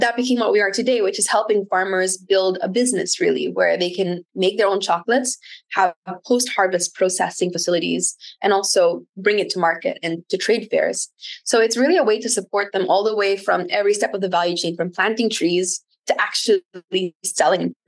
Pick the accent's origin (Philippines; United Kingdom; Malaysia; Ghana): Philippines; Camarines Sur, Bicol Region; moved away; also born or lived in South Wales (possibly New South Wales, Australia); Super Typhoon Noctet hit my hometown.